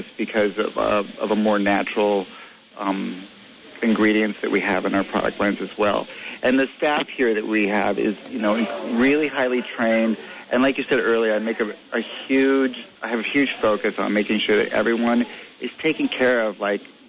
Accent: Los Angeles, California, United States; moved away as an adult; now in Seattle, United States; I grew up in Los Angeles

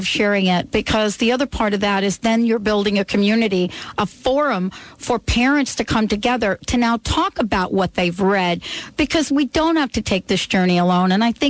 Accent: New York City, New York, United States; I grew up in the Bronx with block parties.

